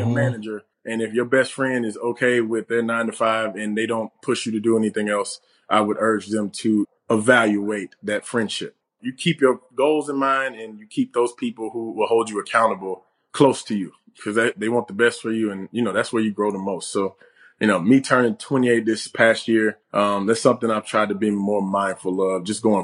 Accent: Alabama, United States; my hometown

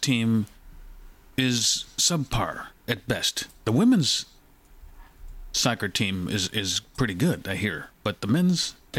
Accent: United States; I'm an American

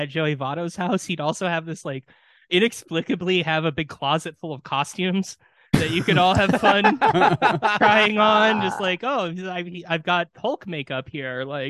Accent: Wisconsin, United States; accent: Wisconsin; my terrible Wisconsin accent

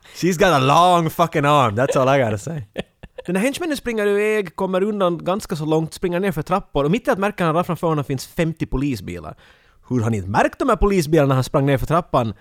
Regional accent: Finland; som en finländare

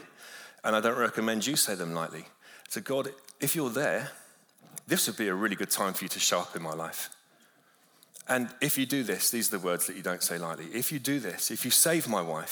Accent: London, United Kingdom; moved away as an adult; now in Malibu, United States; I grew up in London

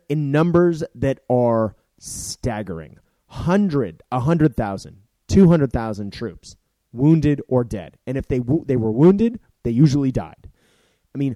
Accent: Boston, Massachusetts, United States; I'm from Boston

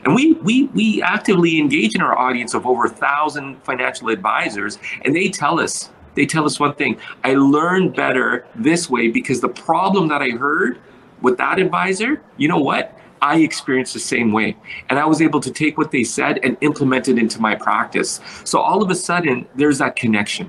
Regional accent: Kenya; now in Canada; I'm from Kenya

